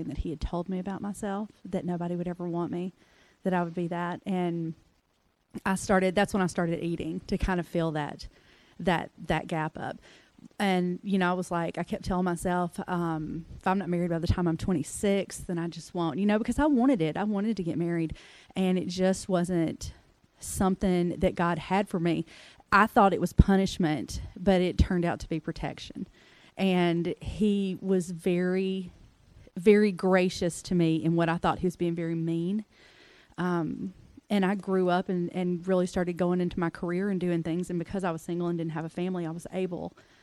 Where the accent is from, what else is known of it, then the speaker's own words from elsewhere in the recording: Mississippi, United States; I was raised in Mississippi